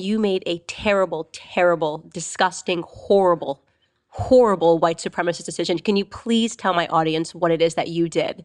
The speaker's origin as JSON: {"language": "English", "region": "Connecticut", "country": "United States", "tie": "born or raised there", "said": "Trinity College, uh, which is in my home state of Connecticut"}